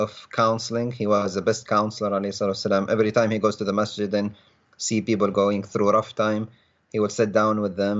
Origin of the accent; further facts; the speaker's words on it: Libya; moved away as an adult; now in United States; I ended up leaving my home country of Libya, becoming an asylum seeker